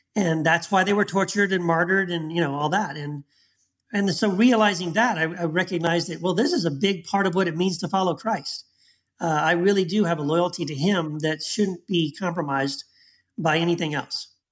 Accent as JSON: {"language": "English", "region": "Texas", "country": "United States", "tie": "born or raised there", "said": "the time I grew up in Texas"}